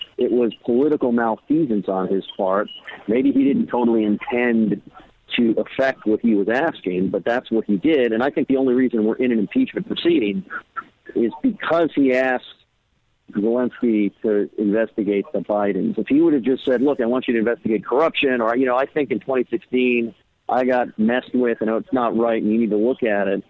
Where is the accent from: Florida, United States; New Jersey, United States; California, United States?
California, United States; I'm from California